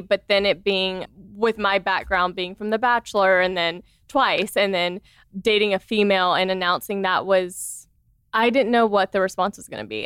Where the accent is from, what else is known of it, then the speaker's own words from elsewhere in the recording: the South, United States; I grew up in the South, so I grew up, you know, very conservative